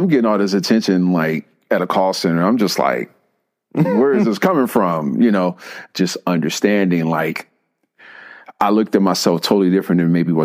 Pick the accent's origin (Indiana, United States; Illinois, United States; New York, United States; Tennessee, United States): Illinois, United States; Chicago; moved away as an adult; now in Georgia, United States; I grew up in Chicago